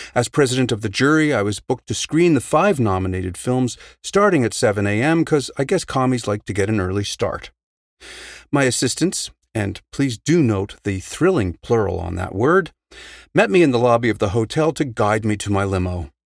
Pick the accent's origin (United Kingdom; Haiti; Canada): Canada; also born or lived in Prince Edward Island / Montreal; up here in Canada